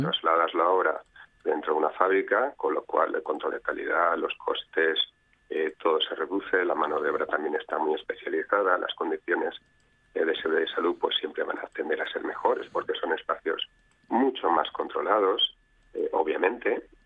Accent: Spain

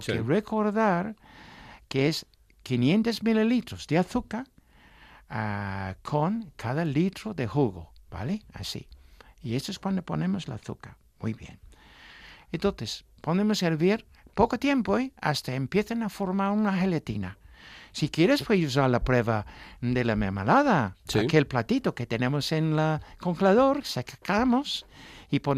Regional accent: England, United Kingdom; Spanish is a second language; moved away; yo soy un artista inglesa

